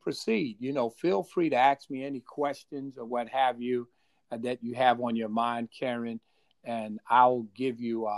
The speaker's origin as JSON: {"language": "English", "town": "Hickorydale", "region": "North Carolina", "country": "United States", "tie": "born or raised there", "said": "I was born in North Carolina in a little town called Hickorydale"}